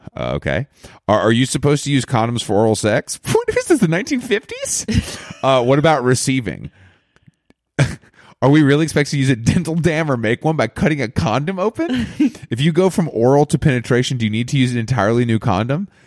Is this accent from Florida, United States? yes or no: no; Georgia, United States; moved away; I'm from Georgia